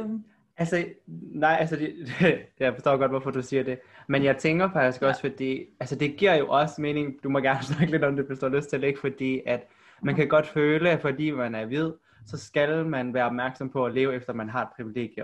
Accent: Aarhus, Central Denmark Region, Denmark; also born or lived in South Korea; jeg er fra Aarhus, eller om jeg skal sige, at jeg er fra Korea

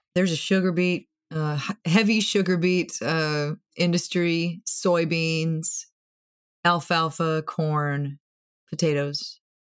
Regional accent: Moorhead, Minnesota, United States; I grew up in Moorhead, which is just across the Red River from Fargo

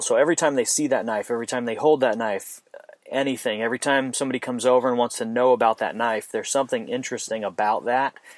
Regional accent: Phoenix, Arizona, United States; moved away; I'm from Phoenix, Arizona originally

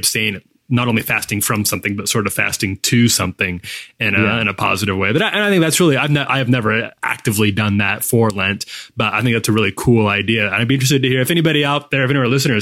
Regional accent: Midwest, United States; also born or lived in Chicago; now in the South, United States; I grew up in the Midwest

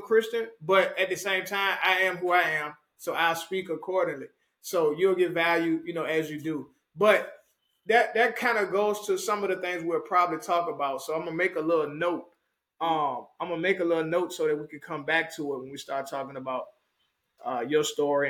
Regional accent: Richmond, Virginia, United States; now in Dallas-Fort Worth, United States; 804 forever, Richmond, Virginia, truly. Born and bred

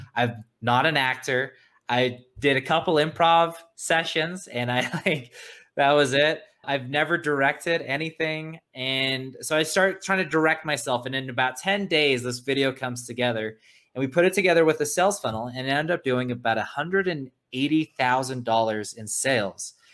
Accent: South Africa; now in United States; I'm originally from South Africa, a, an immigrant. And when we came to America, we had no money at all.

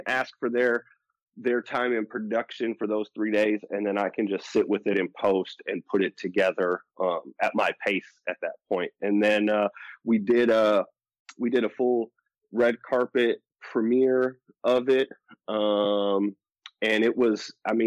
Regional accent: Milwaukee, Wisconsin, United States; I'm from Milwaukee, Wisconsin

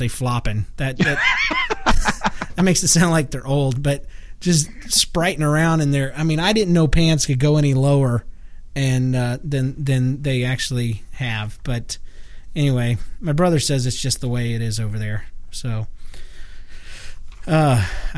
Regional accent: Florida, United States; moved away; I was raised in Florida.

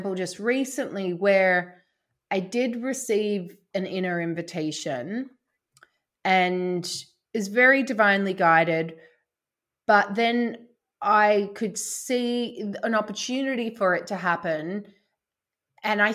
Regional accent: Australia; moved away as an adult; also born or lived in London; now in Somerset, United Kingdom; I grew up in Australia. I moved to London when I was, what, like 25. And then I now live in Somerset

